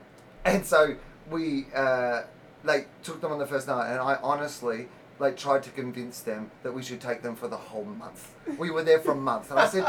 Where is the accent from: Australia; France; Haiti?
Australia; moved away as an adult; now in United States; no, I'm Australian.